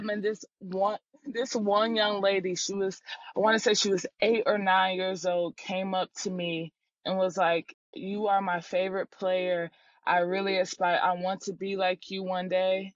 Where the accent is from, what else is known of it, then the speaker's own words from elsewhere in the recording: Durham, North Carolina, United States; moved away as an adult; also born or lived in Charlottesville, Virginia; I'm from Durham, North Carolina, so I grew up around ACC basketball